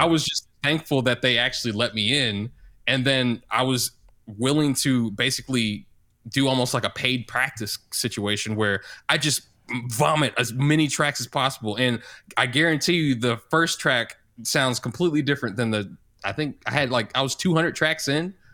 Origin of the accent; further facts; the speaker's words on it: St. Louis, Missouri, United States; now in Kansas City, United States; I'm from Saint Louis, Missouri, but I live in Kansas City, Missouri